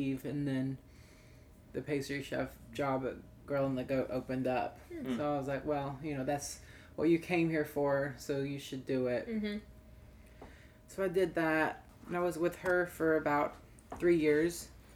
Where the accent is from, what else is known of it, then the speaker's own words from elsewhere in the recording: Asheville, North Carolina, United States; also born or lived in Chicago; now in Nashville, United States; I'm actually from Asheville, North Carolina